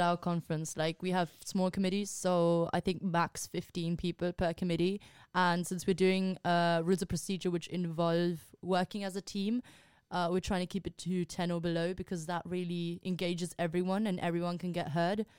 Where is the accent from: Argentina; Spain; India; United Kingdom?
Spain; moved away; I'm from Spain